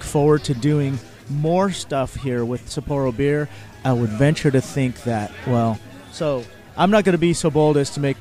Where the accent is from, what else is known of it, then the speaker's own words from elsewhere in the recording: Philippines; I'm from the Philippines